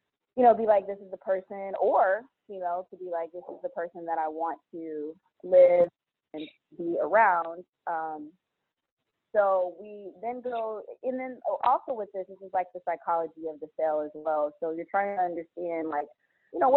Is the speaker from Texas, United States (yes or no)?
yes; Dallas, Texas, United States; also born or lived in Louisiana; I'm born and raised in Dallas